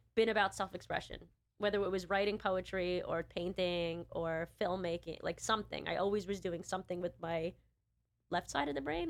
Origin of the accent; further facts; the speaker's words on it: New York, United States; I'm a New Yorker